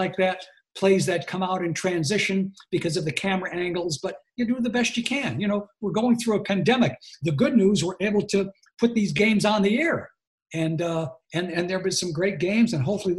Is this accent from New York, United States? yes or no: no; Scranton, Pennsylvania, United States; moved away; I'm from Scranton